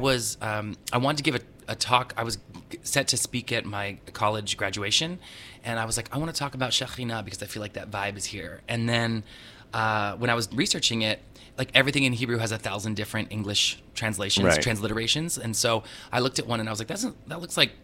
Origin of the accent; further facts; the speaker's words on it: Southern California, United States; I grew up in Southern California